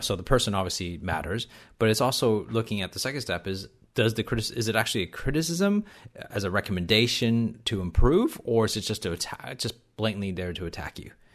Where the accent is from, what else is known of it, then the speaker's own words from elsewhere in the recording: Canada; accent: Canadian accent mixed in with some Australian twang; also born or lived in Hong Kong; I was born in Canada, but I actually left um, Canada to live in Hong Kong for about four years between the ages of five and nine